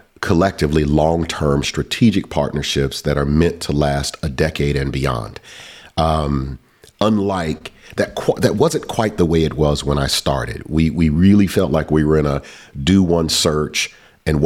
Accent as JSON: {"language": "English", "town": "Atlanta", "region": "Georgia", "country": "United States", "tie": "born or raised there", "said": "I grew up in Atlanta, Georgia, before it was cool to be from the SWAT"}